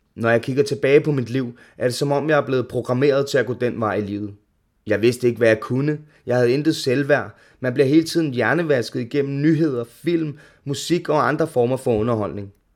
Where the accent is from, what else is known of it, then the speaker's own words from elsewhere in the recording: Ishøj, Capital Region of Denmark, Denmark; er opvokset i Ishøj med min mor, to søskende og stefar.